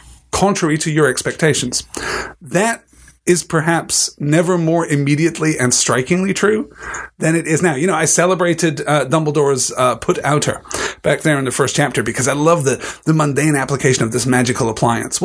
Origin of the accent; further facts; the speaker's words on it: United Kingdom; as a British person